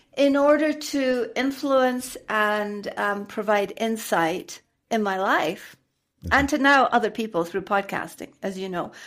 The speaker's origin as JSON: {"language": "English", "region": "Scotland", "country": "United Kingdom", "tie": "born or raised there", "also_born_or_lived": "London / Cameroon / Dubai / United States", "accent": "Scottish", "moved": "as an adult", "lives_now": "Mexico", "said": "I am a native Scot. I am from Scotland"}